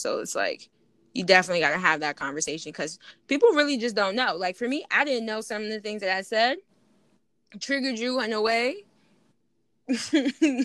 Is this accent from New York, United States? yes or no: yes; Buffalo, New York, United States; I'm from New York